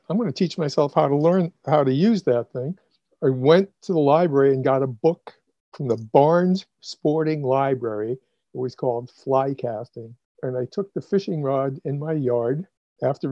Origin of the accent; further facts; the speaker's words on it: Massachusetts, United States; moved away as an adult; also born or lived in suburban Boston / Brazil; now in Florida, United States; I grew up in Massachusetts.